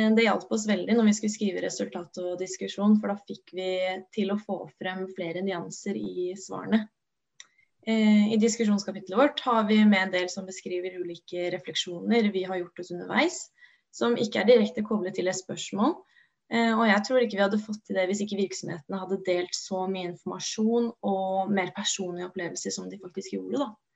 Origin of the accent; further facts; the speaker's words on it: Oslo, Norway; moved away; also born or lived in Gjøvik; jeg er opprinnelig fra Oslo